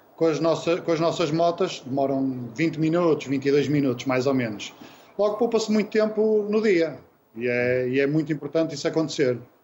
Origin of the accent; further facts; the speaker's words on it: Vila Nova de Gaia, Norte, Portugal; nós somos aqui de Gaia, aqui do norte, cá de cima